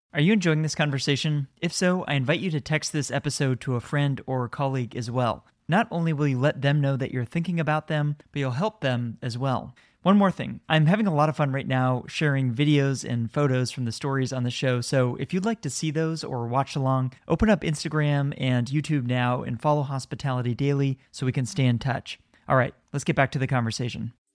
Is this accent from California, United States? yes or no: yes; San Francisco, California, United States; my hometown